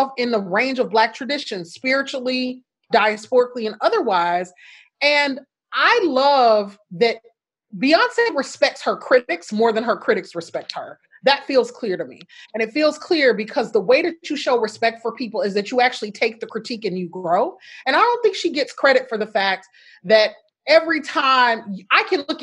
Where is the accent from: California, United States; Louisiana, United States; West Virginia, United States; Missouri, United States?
Louisiana, United States; Shreveport; my hometown of Shreveport, Louisiana